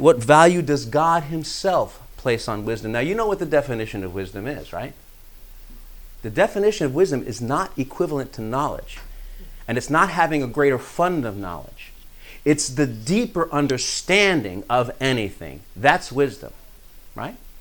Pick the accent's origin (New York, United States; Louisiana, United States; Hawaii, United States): New York, United States; I'm from New York.